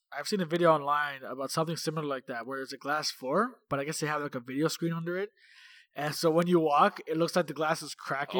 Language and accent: English; Toronto, Ontario, Canada; moved away as an adult; we come from, well, I mean, we're from Toronto